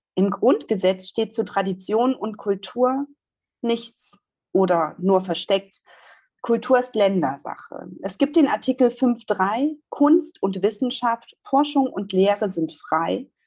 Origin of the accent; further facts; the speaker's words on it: Saxony, Germany; meine Wahrnehmung als Sächsin